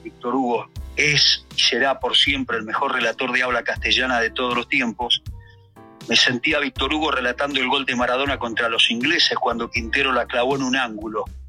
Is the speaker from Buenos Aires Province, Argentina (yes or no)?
yes; Alberti, Buenos Aires Province, Argentina; now in Buenos Aires, Argentina; Yo soy de un pueblo muy chiquito de la provincia de Buenos Aires llamado Alberti